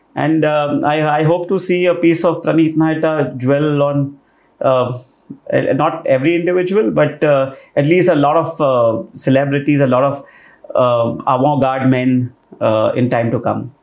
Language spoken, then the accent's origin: English; Rajasthan, India; I'm from Rajasthan